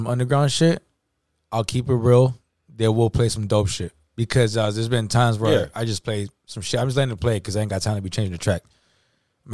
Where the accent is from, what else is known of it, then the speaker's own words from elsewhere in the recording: San Francisco, California, United States; We're from the Bay Area. You know what I'm saying? San Francisco